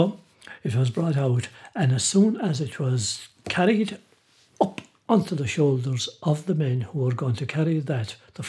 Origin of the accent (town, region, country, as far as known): Ireland